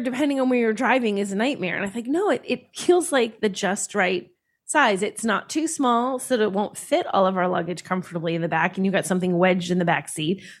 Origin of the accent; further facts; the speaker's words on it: United States; we're American